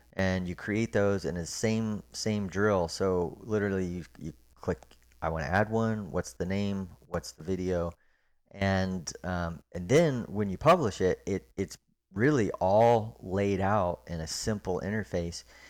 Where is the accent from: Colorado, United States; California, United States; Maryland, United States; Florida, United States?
Florida, United States; Orlando; moved away as an adult; also born or lived in Park City, Utah; now in Memphis, United States; I grew up in Orlando, Florida